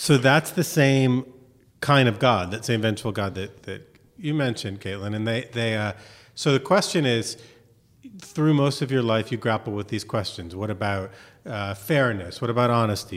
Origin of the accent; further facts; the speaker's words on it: Miami, Florida, United States; also born or lived in Chicago; I grew up in Miami